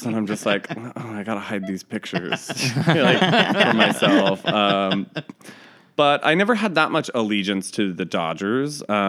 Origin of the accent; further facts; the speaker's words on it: Livermore, California, United States; moved away as an adult; also born or lived in Long Beach, California / Los Angeles, California / Sacramento, California; now in New York City, United States; I am a California boy, and I'm from all over California. I was born in Long Beach, grew up a little in L.A., mostly grew up in the Bay Area in the East Bay in Livermore, and then lived in Sacramento for a number of years before I moved to New York City.